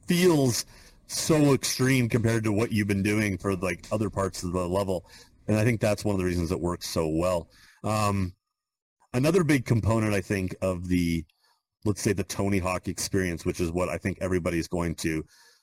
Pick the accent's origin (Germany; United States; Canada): Canada; I'm from Canada